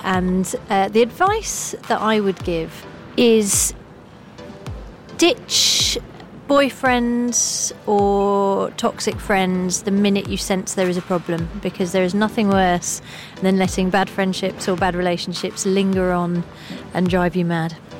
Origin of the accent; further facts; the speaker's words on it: just outside of Manchester, North West England, United Kingdom; I grew up just outside of Manchester